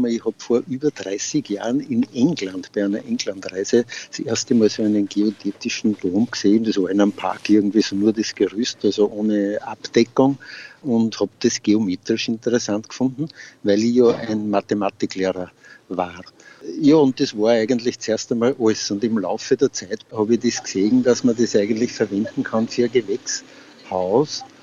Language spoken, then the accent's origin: German; Freistadt, Upper Austria, Austria; ich bin aus Freistadt, bin leidenschaftlicher Gärtner schon länger